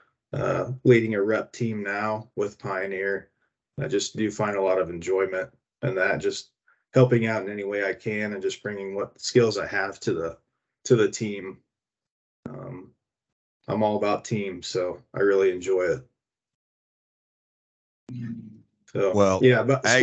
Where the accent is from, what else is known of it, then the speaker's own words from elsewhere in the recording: Central Illinois, United States; moved away as an adult; now in West Lafayette, United States; the neighbors that I grew up with there in Central Illinois